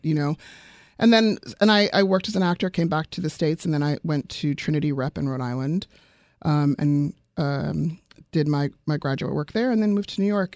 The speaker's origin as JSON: {"language": "English", "country": "South Africa", "moved": "yes", "said": "I'm originally from South Africa"}